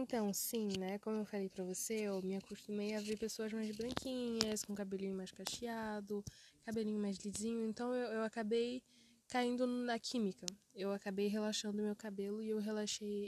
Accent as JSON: {"language": "Portuguese", "country": "Brazil", "tie": "born or raised there", "also_born_or_lived": "Africa", "said": "quando tinha quase 8 anos, quando eu me mudei para o Brasil"}